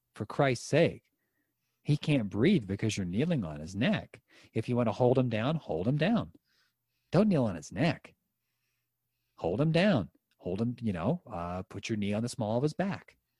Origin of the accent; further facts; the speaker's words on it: Western Pennsylvania, United States; my hometown here in Western Pennsylvania